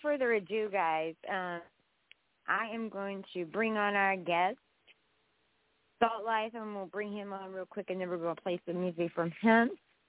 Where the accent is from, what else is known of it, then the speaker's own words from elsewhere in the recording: West Virginia, United States; I'm from West Virginia. I'm not Southern like Savannah, Georgia.